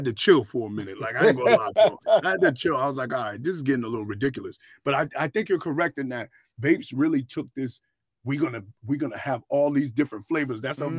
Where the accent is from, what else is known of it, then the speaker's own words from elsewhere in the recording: New York, United States; Well, I'm from New York.